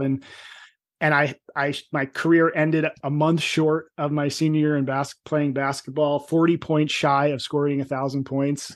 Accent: New Jersey, United States; I'm from Jersey, but I was a Jersey meathead.

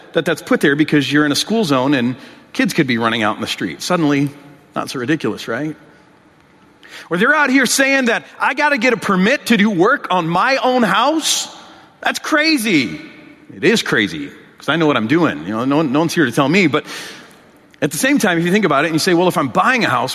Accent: Michigan, United States; In my home state of Michigan, I'm from Michigan

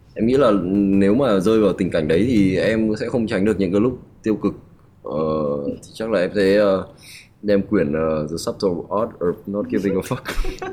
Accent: Vietnam; em luôn tự hào em là một người Việt Nam

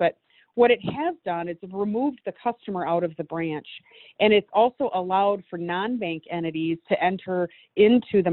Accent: Detroit, Michigan, United States; Detroit, Michigan, my hometown

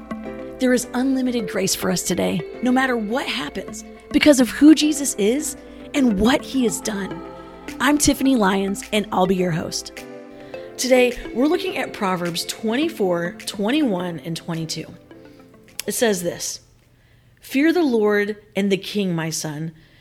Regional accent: Manila, Metro Manila, Philippines; as I think about like my years growing up in Manila

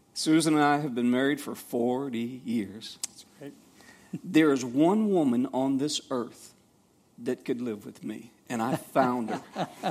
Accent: Savannah, Georgia, United States; I grew up in Savannah, Georgia

